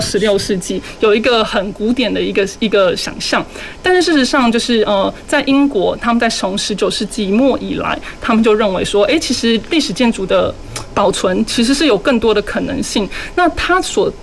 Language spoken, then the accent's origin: Chinese; Kaohsiung, Taiwan; 身为高雄人，然后然后又身为是在高雄教书的教书的老师